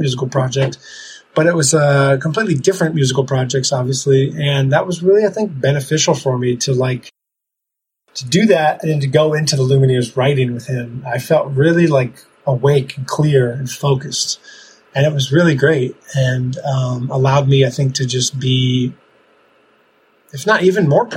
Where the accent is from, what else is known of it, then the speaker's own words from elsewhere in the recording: Ramsey, New Jersey, United States; moved away as an adult; also born or lived in Denver, Colorado; now in Italy; I grew up in Ramsey, New Jersey